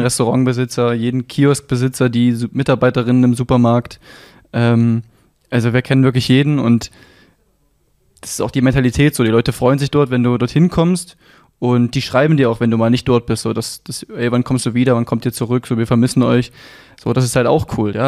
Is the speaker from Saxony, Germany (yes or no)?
yes; Leipzig, Saxony, Germany; ich bin geboren in Leipzig, bin hier groß geworden